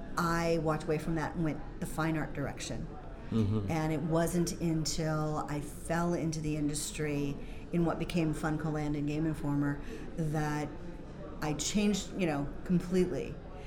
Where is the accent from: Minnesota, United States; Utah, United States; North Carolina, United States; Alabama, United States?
Minnesota, United States; I'm coming from Minnesota